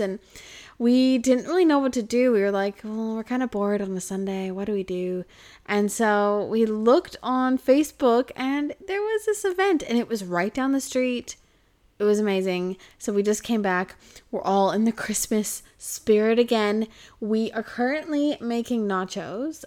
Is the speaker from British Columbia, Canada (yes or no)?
yes; Kelowna, British Columbia, Canada; now in Australia; in my hometown called, uh, in Kelowna